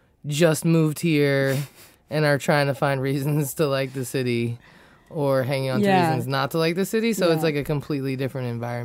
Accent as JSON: {"language": "English", "town": "Falls Church", "region": "Virginia", "country": "United States", "tie": "born or raised there", "also_born_or_lived": "Bethesda, Maryland", "moved": "as an adult", "lives_now": "Washington, D.C., United States", "said": "I'm from around here myself. I grew up in Falls Church and was born in Bethesda. And I've been in D.C. proper about 17 years, 16 years, something like that."}